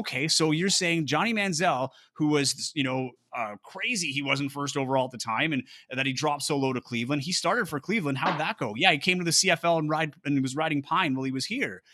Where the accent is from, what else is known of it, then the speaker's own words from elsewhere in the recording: Timmins, Ontario, Canada; now in Winnipeg, Canada; I grew up in Timmins